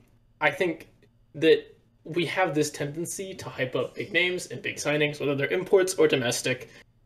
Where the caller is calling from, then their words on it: Dallas, Texas, United States; I'm also calling from Dallas, Texas.